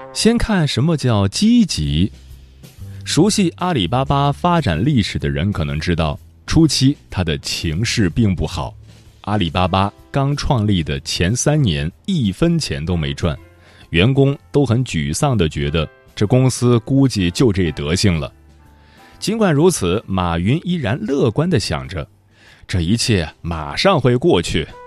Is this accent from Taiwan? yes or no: no; Fujian, China; 我是福建人